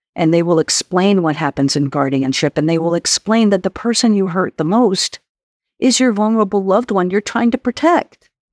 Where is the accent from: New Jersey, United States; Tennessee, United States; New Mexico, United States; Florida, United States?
New Mexico, United States; my home state, um, of where I grew up, uh, New Mexico